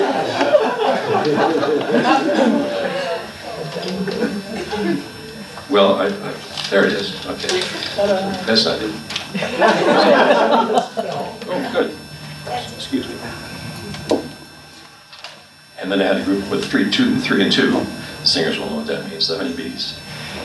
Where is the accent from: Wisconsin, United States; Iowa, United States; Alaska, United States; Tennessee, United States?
Wisconsin, United States; Milwaukee; moved away as an adult; I was born in Milwaukee, March 31st, 1929, on Easter Sunday